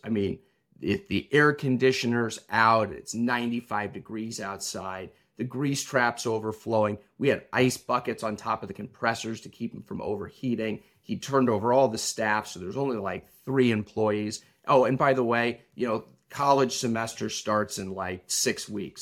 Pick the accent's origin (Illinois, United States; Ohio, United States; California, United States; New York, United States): Illinois, United States; Champaign; I grew up in Champlain, Illinois